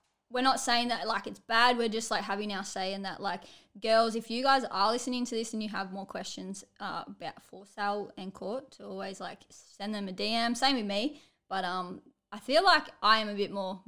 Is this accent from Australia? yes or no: yes; Australia; us Aussies here